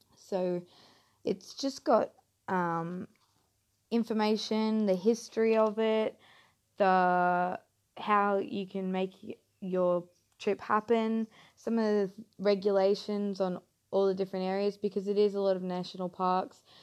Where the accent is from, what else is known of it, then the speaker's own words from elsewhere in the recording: Mackay, Queensland, Australia; moved away as an adult; now in North Queensland, Australia; I'm originally from Mackay, down south, just a little bit down south